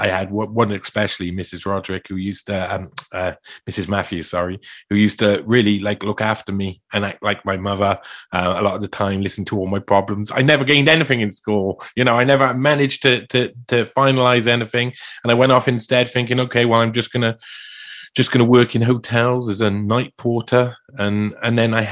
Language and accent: English; South Wales, United Kingdom; I was brought up in South Wales